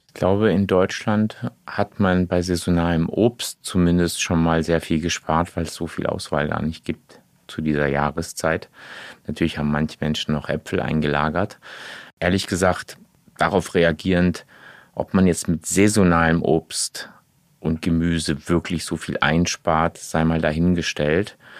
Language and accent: German; Portugal; Ich bin ja Portugiese, ja, ne, habe auch noch einen portugiesischen Pass